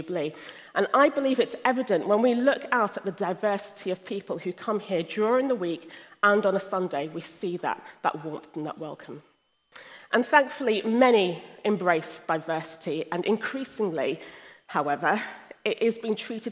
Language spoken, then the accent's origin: English; London, United Kingdom; moved away as an adult; also born or lived in Sierra Leone (ancestry) / Nigeria (ancestry); now in Hull, United Kingdom; I was born in the UK and spent most of my life in London